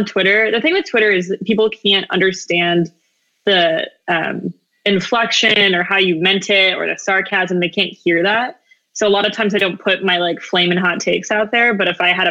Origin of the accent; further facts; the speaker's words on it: Arizona, United States; moved away as an adult; also born or lived in Gallup, New Mexico / Navajo Reservation, Northern Arizona / New Mexico State University / New York City; we moved down to Arizona. I grew up there, lived most of my life in the Southwest